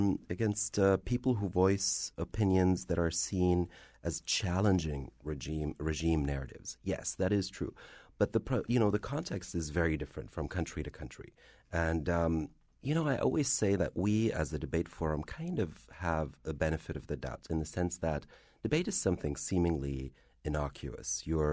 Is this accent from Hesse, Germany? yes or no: yes; Frankfurt, Hesse, Germany; Well, I am of Algerian descent. I'm very much bicultural. I was born and raised in Frankfurt, so I am Arab. I am German.